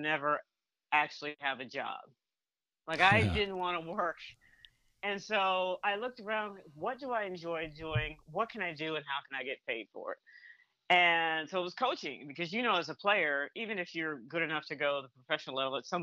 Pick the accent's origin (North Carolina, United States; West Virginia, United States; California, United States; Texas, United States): North Carolina, United States; also born or lived in Michigan / Massachusetts; now in Atlanta, United States; I grew up in North Carolina and, and I live in the Atlanta area now